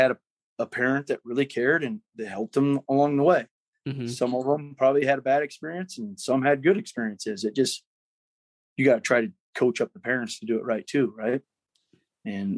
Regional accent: Centerville, United States; I'm from Centerville, so call me redneck if you want

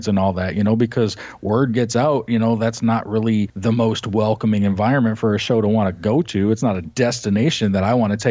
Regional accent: Chicago, Illinois, United States; now in Florida, United States; we grew up in Chicago

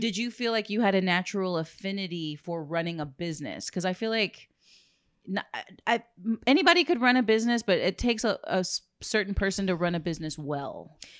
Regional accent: Corpus Christi, Texas, United States; being a born and raised in Corpus

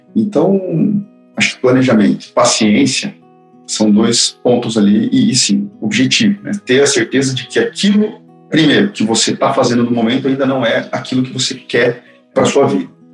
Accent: Campo Grande, Mato Grosso do Sul, Brazil; now in São Paulo, Brazil; mudei de cidade, sou de Campo Grande, Mato Grosso do Sul, vim pra São Paulo

